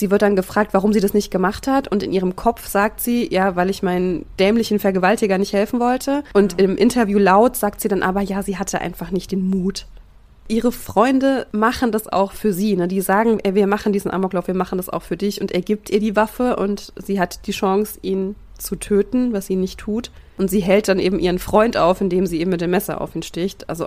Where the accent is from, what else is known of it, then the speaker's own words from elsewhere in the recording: Thuringia, Germany; wir kommen aus Thüringen ja.